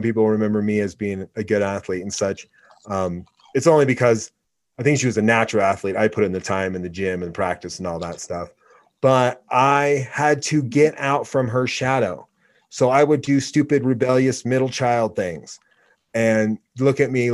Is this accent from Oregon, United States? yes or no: yes; Oregon, United States; moved away; also born or lived in Laramie, Wyoming; growing up in Oregon